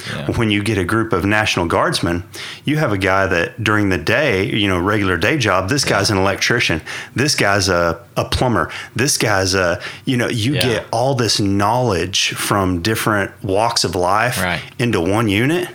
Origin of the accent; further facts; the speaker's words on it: northwest Oklahoma, United States; born and raised in Oklahoma, northwest Oklahoma. Uh, grew up farming and ranching